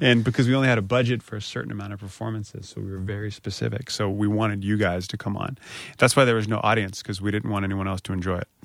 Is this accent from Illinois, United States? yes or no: no; Springfield, Virginia, United States; also born or lived in Harrisonburg, Virginia / Richmond, Virginia; I'm from Springfield, Virginia